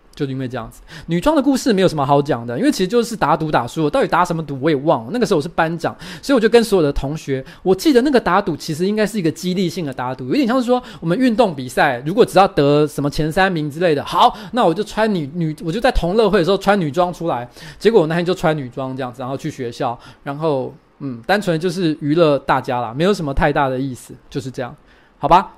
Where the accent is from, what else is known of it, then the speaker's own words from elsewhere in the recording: Taoyuan, Taiwan; 我其实不是台北人，我是桃园人